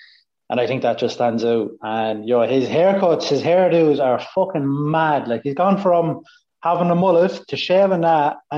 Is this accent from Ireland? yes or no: yes; Ireland; we're Irish as well, like.